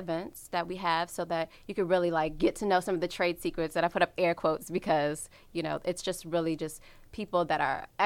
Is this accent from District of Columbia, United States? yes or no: yes; Washington, District of Columbia, United States; I'm from the Washington, D.C. area.